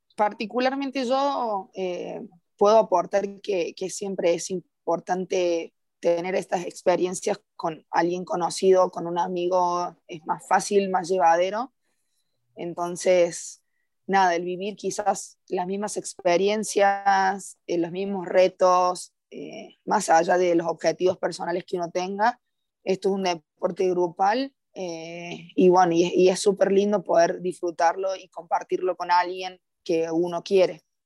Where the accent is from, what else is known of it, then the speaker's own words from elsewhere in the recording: Córdoba, Argentina; moved away as an adult; now in Costa Rica; soy de Córdoba, Argentina, tengo 27 años